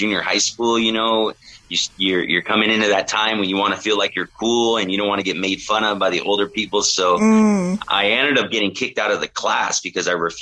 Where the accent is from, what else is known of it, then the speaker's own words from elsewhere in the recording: Oxnard, California, United States; also born or lived in Orange County, California; I was born and raised in Oxnard, California